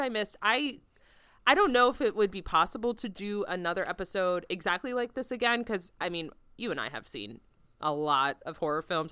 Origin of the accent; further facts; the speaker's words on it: Florida, United States; growing up in Florida